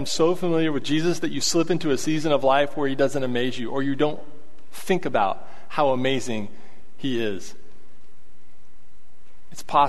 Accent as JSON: {"language": "English", "town": "Abilene", "region": "Texas", "country": "United States", "said": "I'm from Abilene"}